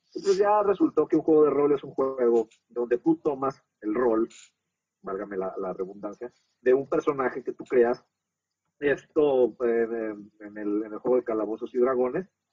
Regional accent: Mexico

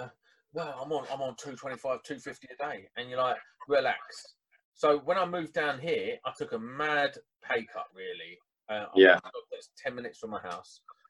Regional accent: Croydon, London, United Kingdom; moved away as an adult; also born or lived in Caterham; now in Kent, United Kingdom; So I moved from South London. So I was born and bred in Croydon. Then I moved out to Caterham, which is right on the outskirts of Croydon.

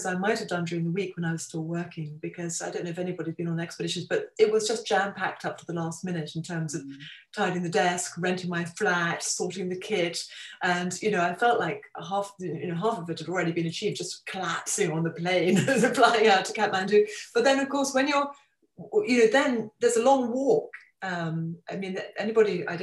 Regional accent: Kent, South East England, United Kingdom; moved away; also born or lived in London; as a child, I grew up in Kent

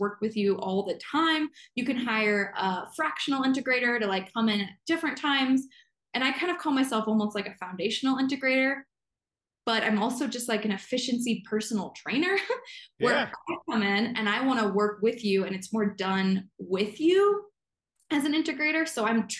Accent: central Illinois, United States; now in Montana, United States; I grew up in Illinois. So that's kind of where my roots are. My family's there still. It's central

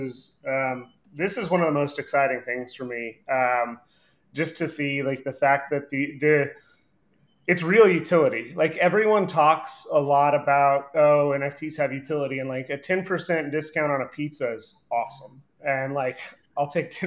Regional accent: Dallas, Texas, United States; growing up in Dallas

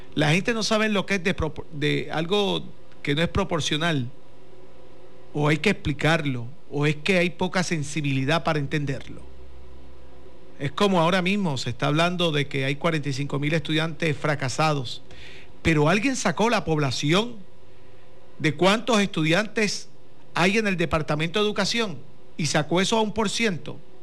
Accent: Corozal, Puerto Rico; somos de Corozal

